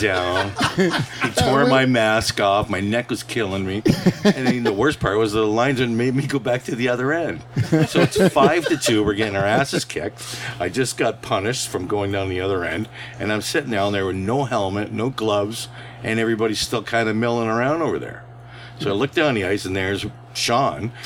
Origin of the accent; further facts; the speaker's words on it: Welland, Ontario, Canada; I didn't have goaltending coaches growing up in Welland